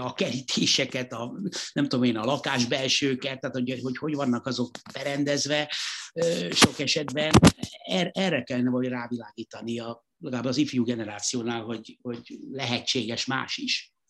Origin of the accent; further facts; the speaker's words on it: Hungary; itt Magyarországon abszolút nem, nem úgy nevelkedtem